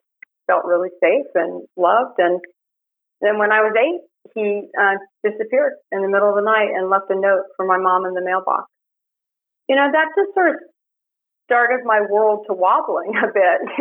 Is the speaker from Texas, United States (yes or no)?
no; Miami, Florida, United States; I grew up in Miami. It was a small blue-collar suburb south of Miami